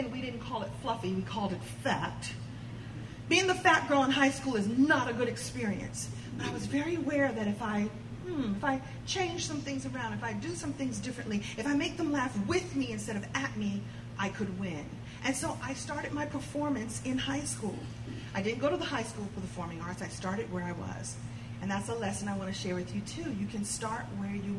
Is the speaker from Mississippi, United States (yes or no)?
no; New York City, New York, United States; I'm a girl from Brooklyn